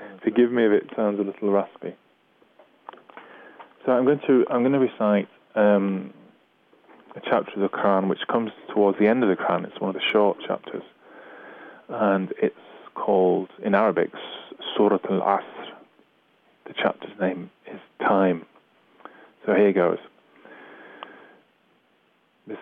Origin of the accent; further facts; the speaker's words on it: Manchester, North West England, United Kingdom; I'm from Manchester